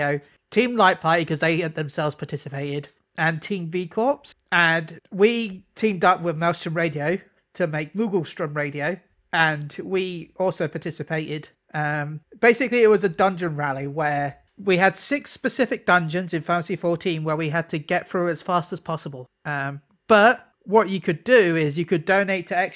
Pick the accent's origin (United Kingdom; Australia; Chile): United Kingdom; I'm British